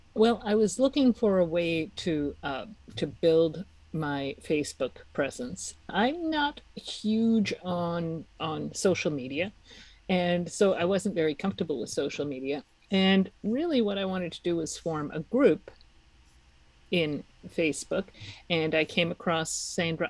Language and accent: English; Czechia; moved away; I'm from the Czech Republic